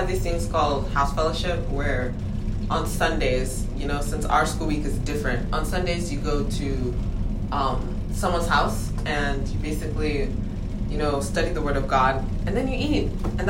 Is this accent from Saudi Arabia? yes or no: yes; Dhahran, Eastern Province, Saudi Arabia; also born or lived in Nigeria; my hometown is now, well, we don't have towns in Saudi Arabia, but yeah. The place I was in is called Dahran, and basically I really liked the community because since I'm Nigerian